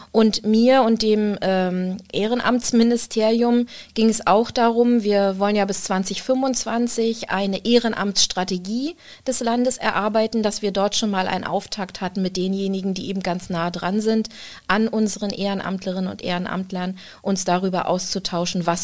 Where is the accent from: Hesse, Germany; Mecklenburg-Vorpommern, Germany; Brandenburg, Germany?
Mecklenburg-Vorpommern, Germany; Rostock; Aber ich bin ja in Rostock geboren und in Rostock ist die Zahl sieben eine ganz besondere.